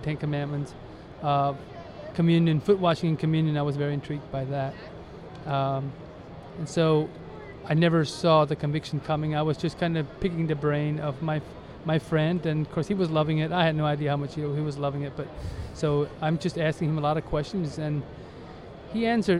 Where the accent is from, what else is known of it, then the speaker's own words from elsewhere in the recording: Ohio, United States; I was born and raised in the Amish community in Ohio, a very conservative Amish community